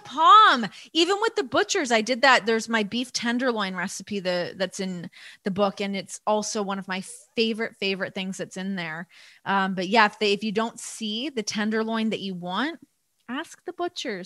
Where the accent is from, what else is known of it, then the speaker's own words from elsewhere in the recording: Toronto, Ontario, Canada; growing up in Toronto